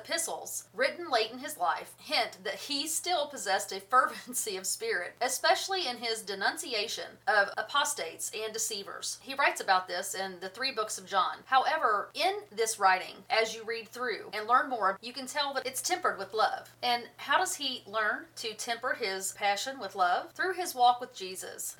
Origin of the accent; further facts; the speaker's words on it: United States; I grew up on the Tennessee River.